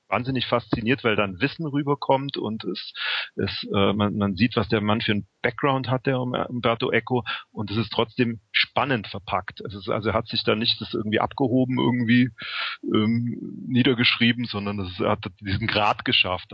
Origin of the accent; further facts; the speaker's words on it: Memmingen, Bavaria, Germany; moved away; also born or lived in Berlin; ich bin jetzt ähm, vor zwei Monaten von Berlin nach Memmingen zurückgezogen in meine alte Heimat